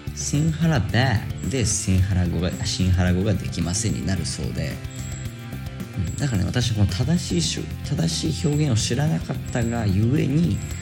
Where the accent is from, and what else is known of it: Japan; now in Sri Lanka